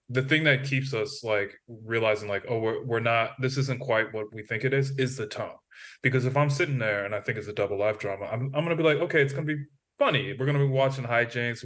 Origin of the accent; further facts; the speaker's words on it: United States; as an American